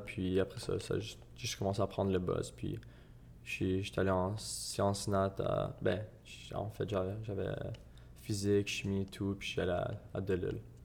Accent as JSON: {"language": "French", "town": "Gatineau", "region": "Quebec", "country": "Canada", "said": "moi, je venais, de Hull."}